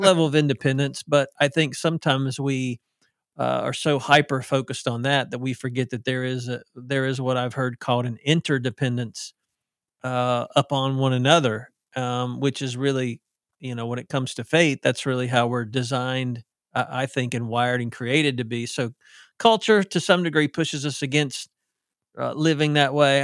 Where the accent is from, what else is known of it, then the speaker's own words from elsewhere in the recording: the South, United States; accent: southern; I sound like I'm from the South, 'cause I am